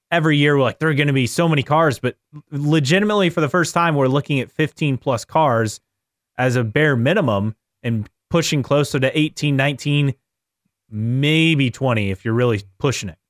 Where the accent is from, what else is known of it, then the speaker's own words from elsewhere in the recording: Westfield, Indiana, United States; my hometown of Westfield, Indiana